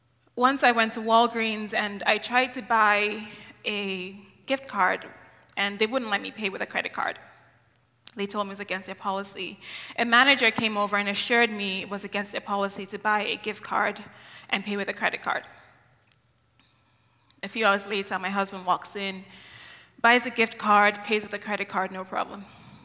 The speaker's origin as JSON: {"language": "English", "country": "Nigeria", "tie": "born or raised there", "said": "And it took me 12 years to realize this because I grew up in Nigeria."}